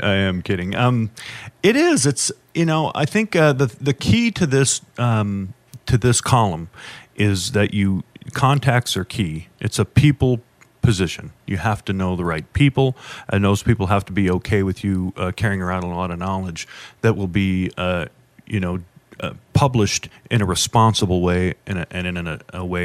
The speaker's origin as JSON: {"language": "English", "town": "Chico", "region": "California", "country": "United States", "tie": "born or raised there", "moved": "as an adult", "lives_now": "Las Vegas, United States", "said": "I spent a lot of time growing up in Northern California, and we used to subscribe to the San Francisco Chronicle. I lived in Chico"}